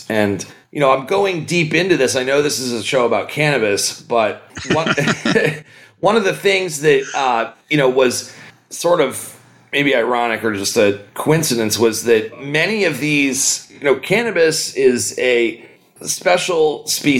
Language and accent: English; United States; moved away as an adult; now in Humboldt County, United States; I grew up in Philadelphia, New York